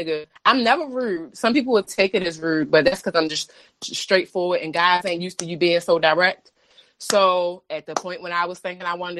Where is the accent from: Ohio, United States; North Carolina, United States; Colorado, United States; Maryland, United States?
Maryland, United States; Baltimore; moved away as an adult; now in Washington, D.C., United States; I'm a bitch from Baltimore